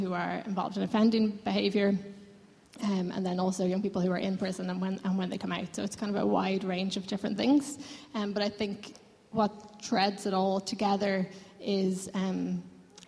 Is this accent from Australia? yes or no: no; Lucan, County Dublin, Ireland; now in Dublin, Ireland; I'm from Lucan, but I've lived in Dublin 8 for the last 8 years